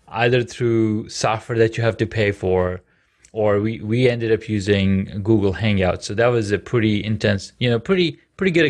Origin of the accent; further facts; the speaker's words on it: Saudi Arabia; I grew up in Saudi Arabia, so mentorship is a is a more of a Western Western word.